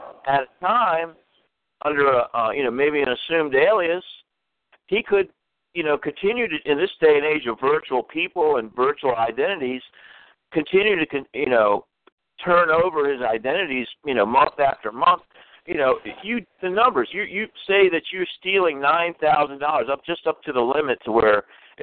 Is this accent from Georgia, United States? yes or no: no; Washington, District of Columbia, United States; moved away; I'm originally from Washington, D.C.